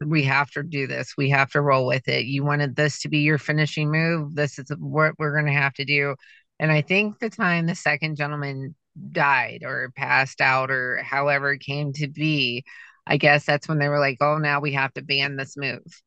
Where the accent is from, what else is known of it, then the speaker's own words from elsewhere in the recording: Canton, Ohio, United States; I'm from Canton.